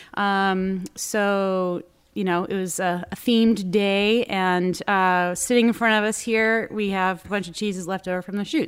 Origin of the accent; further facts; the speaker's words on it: Newburyport, Massachusetts, United States; now in Boston, United States; I grew up, um, in Newburyport, Mass, which is up on the North Shore